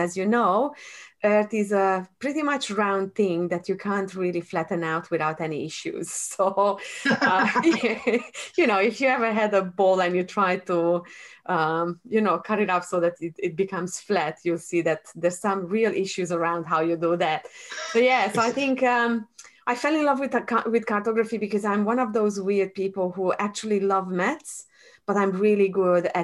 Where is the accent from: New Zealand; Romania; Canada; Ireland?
Romania; Transylvania; moved away as an adult; also born or lived in Hungary; now in Australia; I was born in Transylvania and I grew up under a communist regime